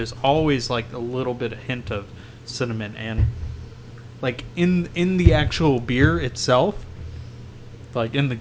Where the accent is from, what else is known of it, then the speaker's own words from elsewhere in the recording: Texas, United States; I'm from Texas